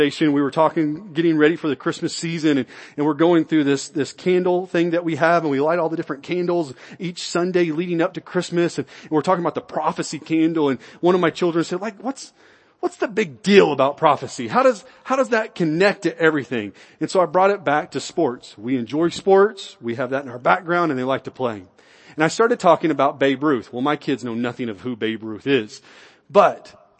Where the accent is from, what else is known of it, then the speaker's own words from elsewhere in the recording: United States; I was born in America.